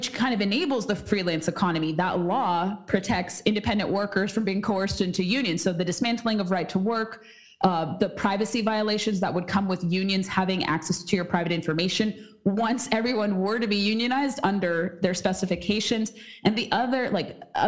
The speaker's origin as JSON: {"language": "English", "region": "California", "country": "United States", "tie": "born or raised there", "moved": "yes", "lives_now": "Washington, D.C., United States", "said": "someone who is from California"}